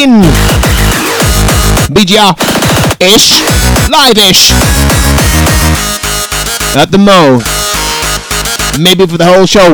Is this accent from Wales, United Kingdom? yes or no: yes; South Wales, United Kingdom; we not come from London, we come from South Wales.